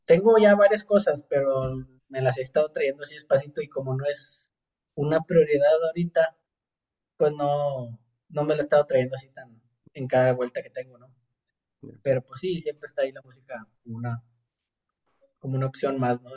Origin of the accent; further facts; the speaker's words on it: Monterrey, Nuevo León, Mexico; moved away as an adult; now in Austria; soy de Monterrey, me vine a Austria hace un año y medio